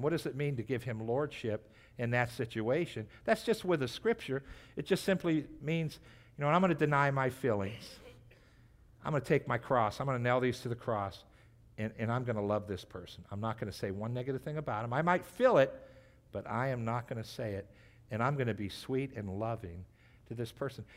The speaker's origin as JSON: {"language": "English", "country": "United States", "said": "as American Christians"}